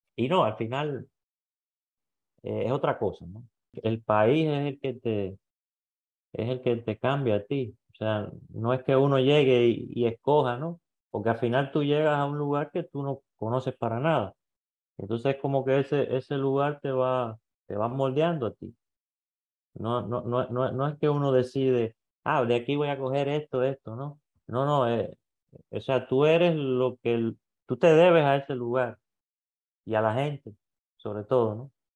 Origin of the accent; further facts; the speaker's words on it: Cuba; moved away as an adult; also born or lived in Greece / Quito, Ecuador; now in Ecuador; soy cubano